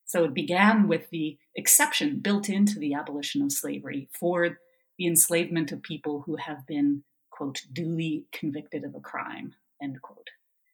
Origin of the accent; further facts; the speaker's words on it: Canada; moved away as an adult; also born or lived in Nashville, Tennessee, United States / Ontario, Canada; I am originally from Canada, and I moved to Nashville, Tennessee in 2007 to begin teaching philosophy at Vanderbilt University.